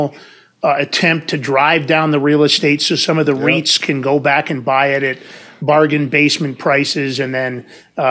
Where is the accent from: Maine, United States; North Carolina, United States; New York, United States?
New York, United States; moved away; also born or lived in San Francisco; I was from New York.